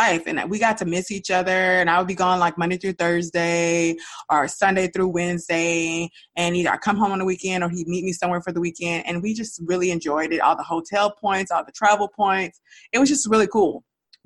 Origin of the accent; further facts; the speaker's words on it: Dallas, Texas, United States; moved away as an adult; we were raised in Dallas